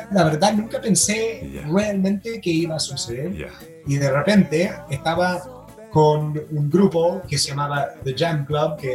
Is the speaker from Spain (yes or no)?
no; United States; yo que, que, vengo de los Estados Unidos, que tiene un tema más o menos con, con, con el, el color, la, la, la raza